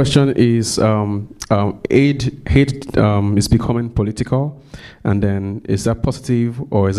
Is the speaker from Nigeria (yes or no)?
yes; Nigeria; moved away; I'm originally from Nigeria.